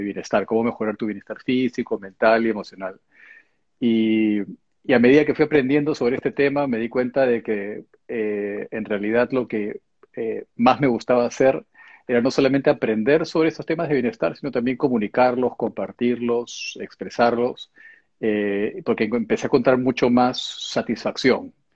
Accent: Peru; moved away as an adult; also born or lived in Japan; now in England; hice todo el colegio en el Perú, después me fui a estudiar la carrera universitaria eh, a Japón

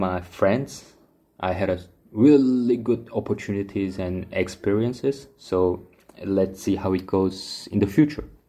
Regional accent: France; moved away as an adult; also born or lived in South Korea; now in Seoul, South Korea; I grew up in France, lived there like 20 years, came back 10 years ago, and currently I'm based in Seoul

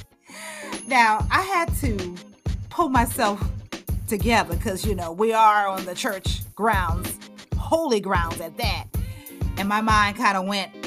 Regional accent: Charleston, South Carolina, United States; my hometown of beautiful Charleston, South Carolina

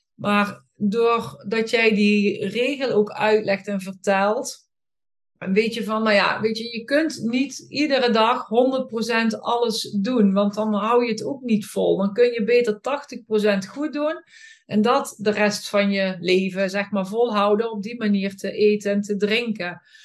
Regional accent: Boxmeer, North Brabant, Netherlands; ik kom uit Boksmeer en daar woon ik met mijn man

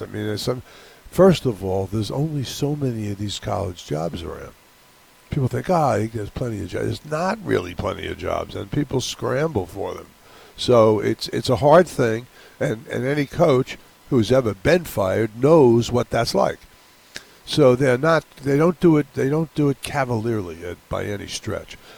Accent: New York, United States; now in Hawaii, United States; I grew up in New York

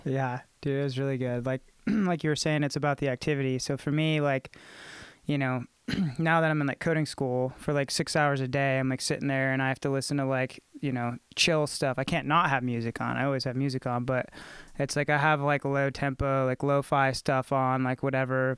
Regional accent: Clarksville, Tennessee, United States; I grew up in Clarksville, you know, and it's a military town

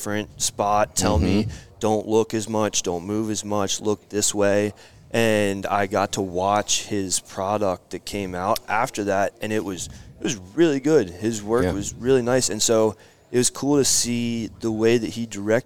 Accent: Charles City, Virginia, United States; moved away as an adult; now in Charleston, United States; I'm from Charles City, Virginia, which is middle of nowhere, out in between Williamsburg

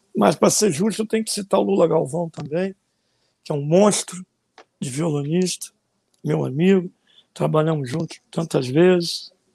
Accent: Rio de Janeiro, Brazil; also born or lived in Madureira, Rio de Janeiro; Eu nasci em Madureira e fui criado na zona rural do Rio de Janeiro. Fui ah. criado em Vila Valqueira e depois em Jacarepaguá

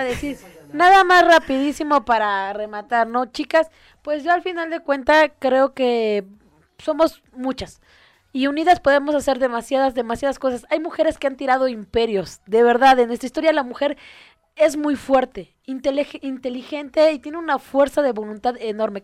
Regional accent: Mexico; los mexicanos tendemos a ser muy chistosos y sacar broma de todo

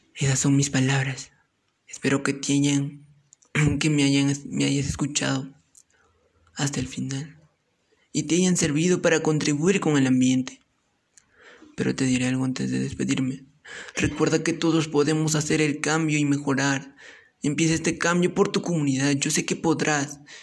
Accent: Chupaca Province, Junín, Peru; soy del departamento de Junín y pertenezco a la provincia de Chupaca

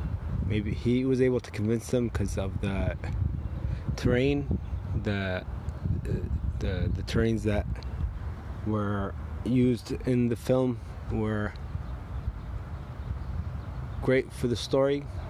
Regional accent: United States

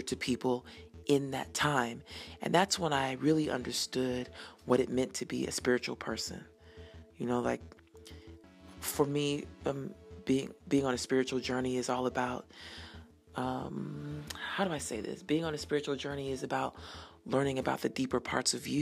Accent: Denver, Colorado, United States; moved away; I was born and raised in Denver

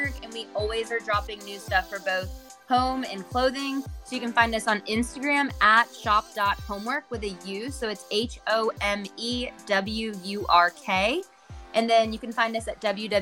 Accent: Charlotte, North Carolina, United States; also born or lived in Connecticut; I grew up here

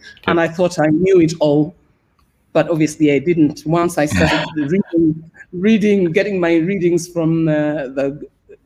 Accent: Kenya; moved away as an adult; also born or lived in United Kingdom; now in Cyprus; I was born and raised in Kenya, and then after school, I think I was 28 when I left

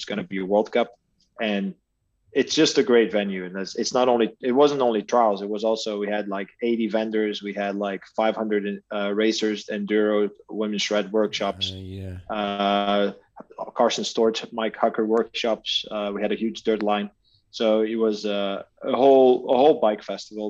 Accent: Aalter, Flanders, Belgium; I'm in Belgium, so Alter, you guys remember from the World Cups, that's my hometown

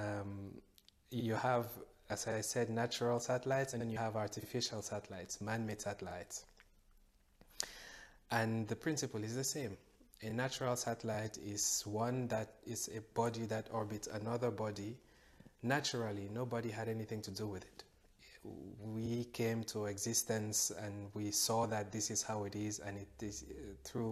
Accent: Cameroon; I grew up from Cameroon.

